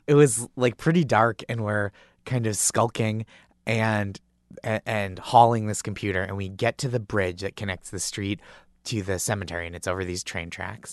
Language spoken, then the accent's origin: English; Stoneham, Massachusetts, United States; I grew up in Stoneham, Massachusetts